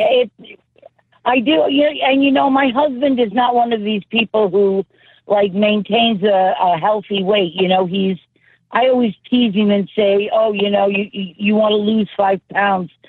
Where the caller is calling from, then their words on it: St. Joseph, Missouri, United States; also born or lived in Illinois; I'm calling from St. Joe, Missouri